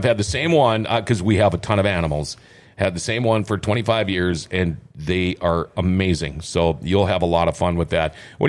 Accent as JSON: {"language": "English", "town": "Thief River Falls", "region": "Minnesota", "country": "United States", "said": "I'm from Thief River."}